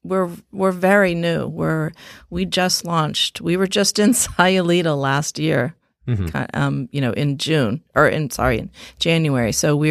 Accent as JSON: {"language": "English", "country": "Thailand", "tie": "born or raised there", "also_born_or_lived": "Philippines", "said": "We grew up overseas in Thailand and the Philippines, and both our parents were very artistic."}